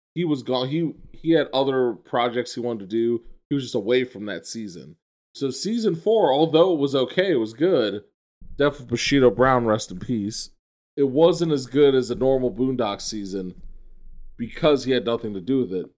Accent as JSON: {"language": "English", "town": "New York City", "region": "New York", "country": "United States", "tie": "born or raised there", "said": "I grew up in the Bronx as, as, like a small child"}